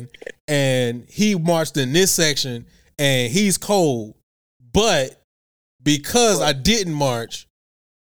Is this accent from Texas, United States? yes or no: yes; Houston, Texas, United States; moved away as an adult; also born or lived in Norfolk; I grew up, born and raised in Houston